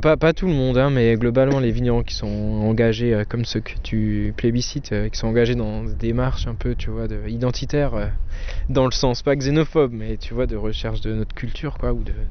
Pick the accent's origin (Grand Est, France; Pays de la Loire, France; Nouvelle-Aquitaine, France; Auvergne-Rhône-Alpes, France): Grand Est, France; Eguisheim; on est une famille, on est là depuis la fin de la guerre de 30 ans